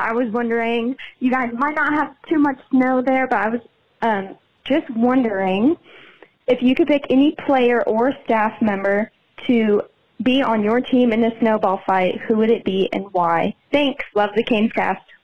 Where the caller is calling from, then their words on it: Dallas, Texas, United States; I'm calling from Dallas, Texas